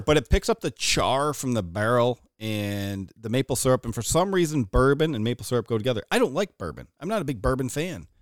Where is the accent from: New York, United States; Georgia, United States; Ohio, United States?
New York, United States; Watertown; we grew up here in Watertown